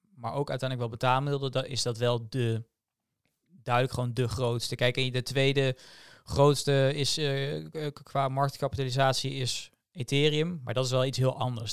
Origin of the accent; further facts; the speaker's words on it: Netherlands; als Nederlanders